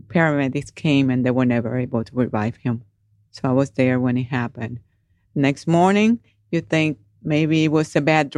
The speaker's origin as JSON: {"language": "English", "country": "Puerto Rico", "moved": "as an adult", "lives_now": "Georgia, United States", "said": "I am original from Puerto Rico. I joined the military when I was 18"}